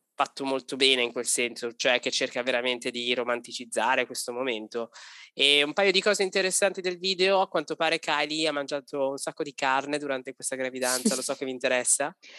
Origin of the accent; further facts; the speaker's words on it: Italy; moved away as an adult; noi abbiamo avuto la fortuna di lasciare l'Italia per decisione, non per necessità